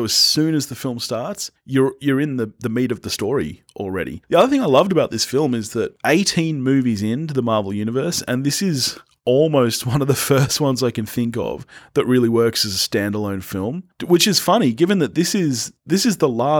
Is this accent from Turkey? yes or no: no; Australia; This is one of the few times I love being an Australian film fan, is that we get these movies